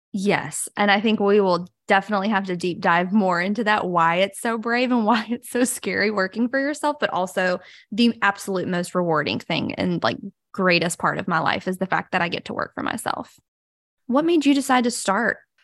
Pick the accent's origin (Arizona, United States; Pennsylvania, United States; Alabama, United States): Alabama, United States; Brewton; now in Mobile, United States; I'm originally from a little town called Bruton, Alabama, but now I have lived in Mobile, Alabama